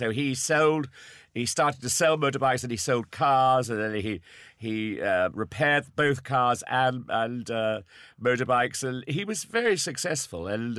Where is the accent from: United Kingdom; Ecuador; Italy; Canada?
United Kingdom; Salisbury, South West England; moved away as an adult; also born or lived in Oldham; Salisbury is my hometown